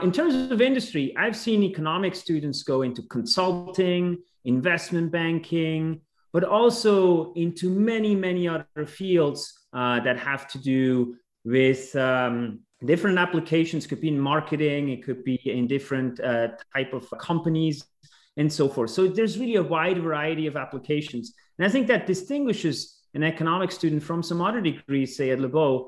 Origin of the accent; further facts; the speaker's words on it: Switzerland; also born or lived in Montreal, Canada / Washington, United States; now in United States; originally, I'm from Switzerland, but it's been a while that I've been in the US.